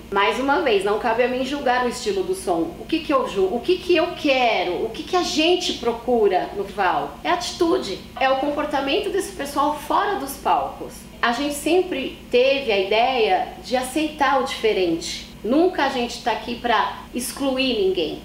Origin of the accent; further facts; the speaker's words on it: São Paulo, Brazil; also born or lived in São Bernardo do Campo; Nasci em São Paulo, ali na região da Moca, sou paulistana